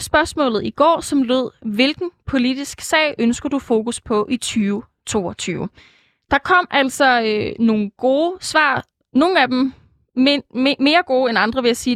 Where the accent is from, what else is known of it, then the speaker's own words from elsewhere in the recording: Jutland, Denmark; jeg er jo jyde